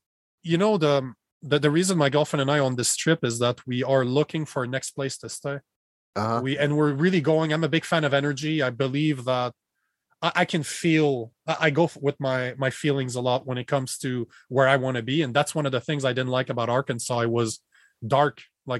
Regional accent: Canada; moved away as an adult; now in Austin, Texas, United States; Right now, I'm in Austin, Texas. I'm a Canadian that left Canada about 4 months ago. My girlfriend and I don't like the politics in Canada.

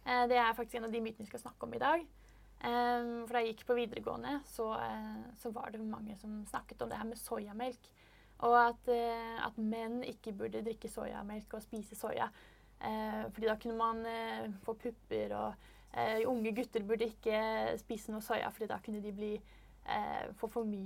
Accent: Norway; Du er fra Sverige, jeg er fra Norge.

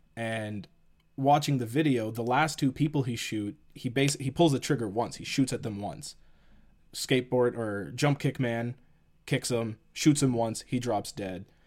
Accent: Canada; we're Canadian

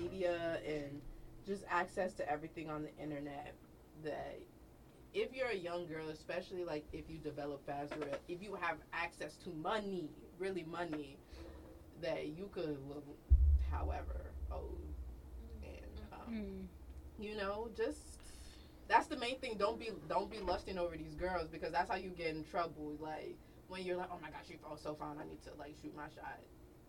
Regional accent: Cincinnati, Ohio, United States; I'm from Cincinnati, and my address is...

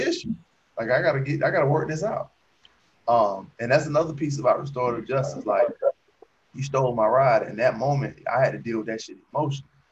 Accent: Alabama, United States; I lived in Alabama most of my life.

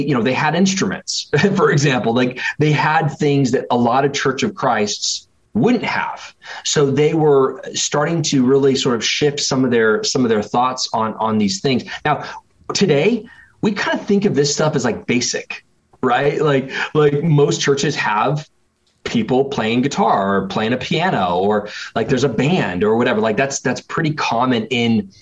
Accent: Springfield, Oregon, United States; also born or lived in North Carolina / Michigan; I was in about fifth grade that my family moved from North Carolina to the West Coast, where I spent the majority of my kind of formative years growing up, going to middle school and high school and college, actually about 2 hours south of where I'm living right now, in a place called Eugene, Oregon. And it right next to Eugene is a city called Springfield, Oregon. And so I grew up in Springfield

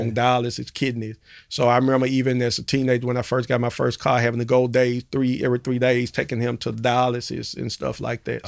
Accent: Memphis, Tennessee, United States; born and raised in Memphis and grew up in the Dixon Home projects, uh, projects over in North Memphis

